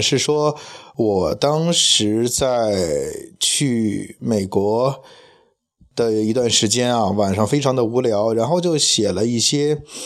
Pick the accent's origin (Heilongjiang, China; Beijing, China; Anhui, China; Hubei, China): Beijing, China; 因为我是一个生活土生土长的北京人